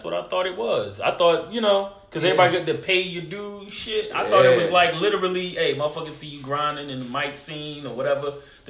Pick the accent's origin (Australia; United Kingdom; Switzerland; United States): United States; New Jersey; I'm from Jersey